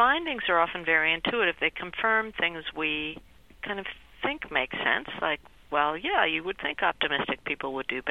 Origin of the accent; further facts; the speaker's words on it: Peru; I was born in Peru